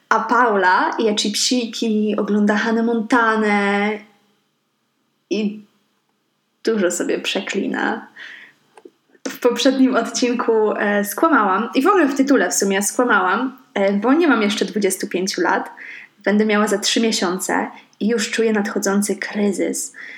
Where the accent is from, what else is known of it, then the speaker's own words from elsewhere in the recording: Szczecin, West Pomeranian Voivodeship, Poland; also born or lived in Stargard; jestem ze Szczecina. E, ale też nie do końca, bo urodziłam się w Stargardzie